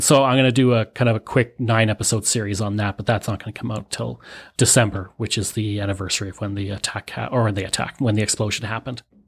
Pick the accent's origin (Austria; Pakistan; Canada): Canada